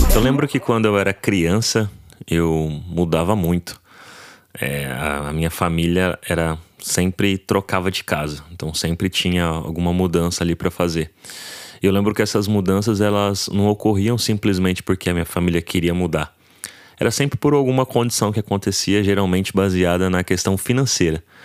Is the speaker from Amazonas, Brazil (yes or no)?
no; José Bonifácio, São Paulo, Brazil; eu sou aqui de José Bonifácio, interiorzão